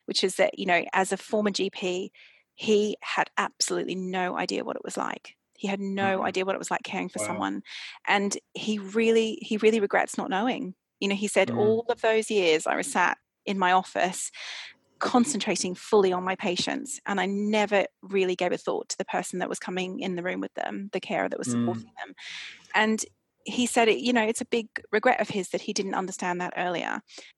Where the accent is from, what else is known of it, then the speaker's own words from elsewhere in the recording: Australia; now in London, United Kingdom; I'm from Australia originally, and I went back to Australia